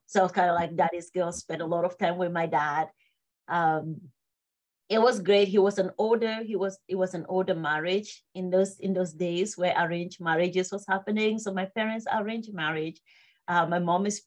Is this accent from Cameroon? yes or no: yes; Northwest Region, Cameroon; also born or lived in Bamenda / Babanki; now in United States; I was born and raised in Cameroon, born in the city of Bamenda.